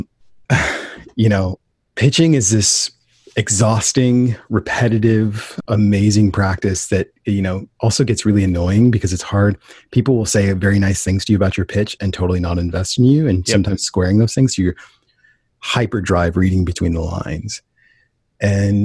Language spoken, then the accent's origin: English; Portland, Oregon, United States; born and raised in Portland, Oregon